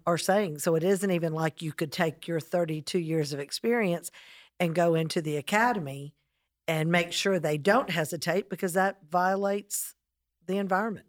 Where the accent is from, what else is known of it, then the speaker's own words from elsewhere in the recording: South Carolina, United States; as a South Carolinian